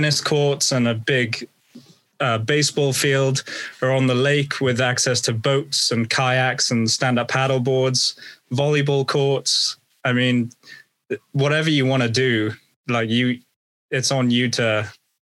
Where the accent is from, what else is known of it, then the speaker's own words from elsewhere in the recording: United Kingdom; as a Brit